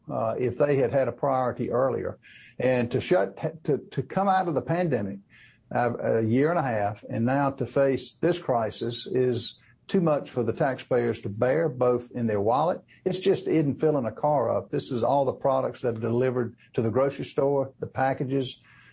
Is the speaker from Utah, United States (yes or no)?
no; South Carolina, United States; They have a plant in Greenville, South Carolina, which is in my home state of South Carolina